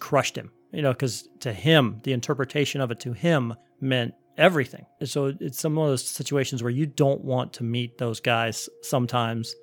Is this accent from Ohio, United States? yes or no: yes; Cleveland, Ohio, United States; I was growing up in Cleveland, Ohio